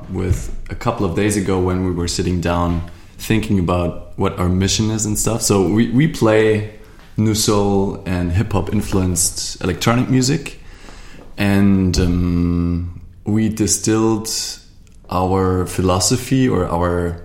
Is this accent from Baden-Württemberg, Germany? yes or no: yes; Stuttgart, Baden-Württemberg, Germany; I'm from the south of Germany, Stuttgart